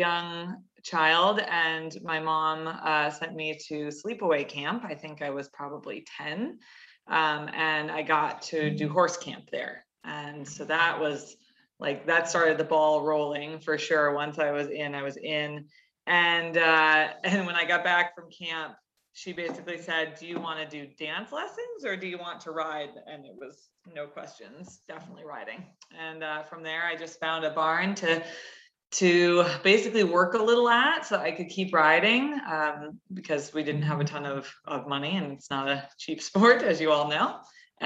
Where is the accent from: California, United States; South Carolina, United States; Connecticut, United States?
Connecticut, United States; I grew up in Connecticut, so in New England